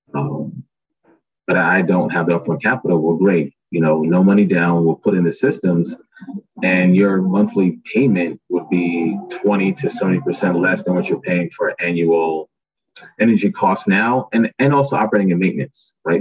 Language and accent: English; New York City, New York, United States; born and raised in Brooklyn, New York, parents are from Barbados